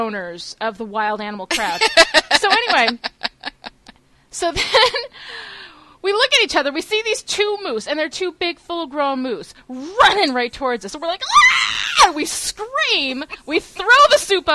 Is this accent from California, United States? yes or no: no; New York, United States; we're two girls from New York